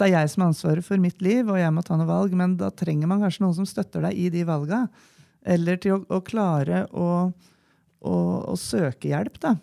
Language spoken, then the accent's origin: Norwegian; Nøtterøy, Vestfold, Norway; moved away as an adult; now in Gjøvik, Norway; Jeg er jo da fra Nøtterøy